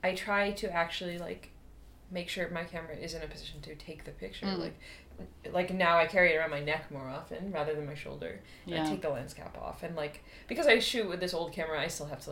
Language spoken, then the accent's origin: English; Boston, Massachusetts, United States; I'm from Boston, I'm from the East Coast of the U.S.